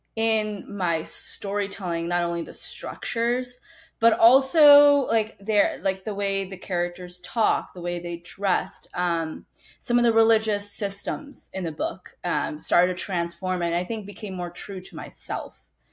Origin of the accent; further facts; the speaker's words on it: United States; also born or lived in Badra, Rajasthan, India; when I was two years old, I immigrated to the United States. So most of my life, I've grown up in the States